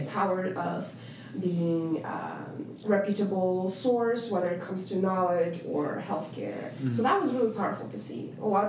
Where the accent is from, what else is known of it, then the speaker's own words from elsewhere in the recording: Uzbekistan; also born or lived in Russia; now in United States; being in Central Asia, growing up in Central Asia